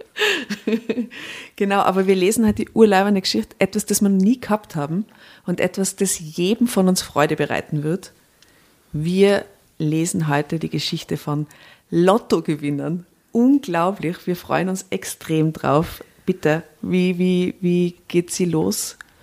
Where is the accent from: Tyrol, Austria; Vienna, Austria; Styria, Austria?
Tyrol, Austria; ich bin aus Tirol